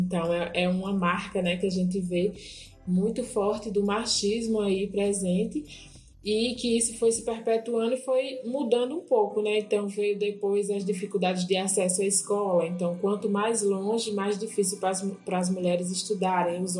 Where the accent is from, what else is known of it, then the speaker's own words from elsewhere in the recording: Juazeiro, Bahia, Brazil; sou mulher, né, salitreira, sou do Vale do Salitre, interior do Juazeiro, município baiano, e tenho 33 anos